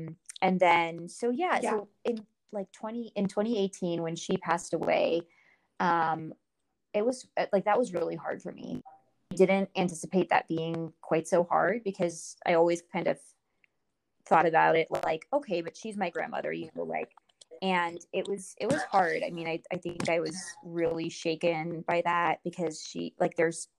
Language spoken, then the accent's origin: English; India; born there; So when I was born in India, my mom, she does not know what happened